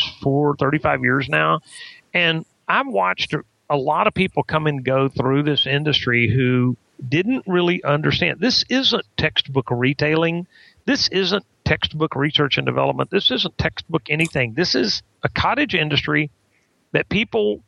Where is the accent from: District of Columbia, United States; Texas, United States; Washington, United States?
Texas, United States; I'm a Texan